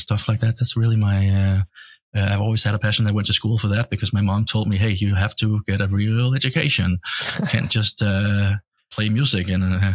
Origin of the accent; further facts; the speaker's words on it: Denmark; moved away as an adult; now in United States; I'm from Denmark